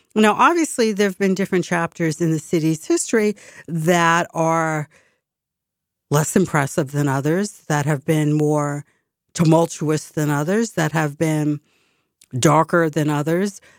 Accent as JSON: {"language": "English", "town": "Boston", "region": "Massachusetts", "country": "United States", "tie": "born or raised there", "said": "I was from Boston"}